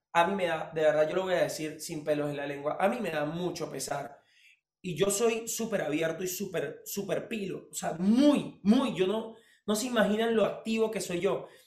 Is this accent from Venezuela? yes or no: yes; Venezuela; vine de Venezuela